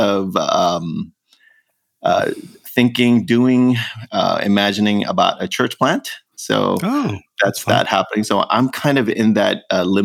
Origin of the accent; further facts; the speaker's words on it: New York, United States; moved away as an adult; now in Southern California, United States; I'm a New Yorker. I grew up in New York, and I'm a New York kid at heart.